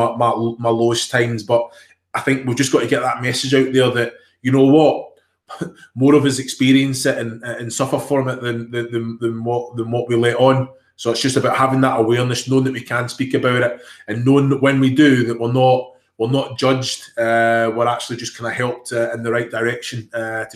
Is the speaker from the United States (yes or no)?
no; Scotland, United Kingdom; accent: Glaswegian; moved away as an adult; also born or lived in Kilmarnock / Glasgow; I'm Scottish born and bred.